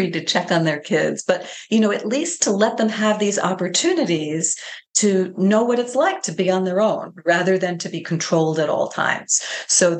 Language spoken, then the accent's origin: English; New York, United States; I'm from New York State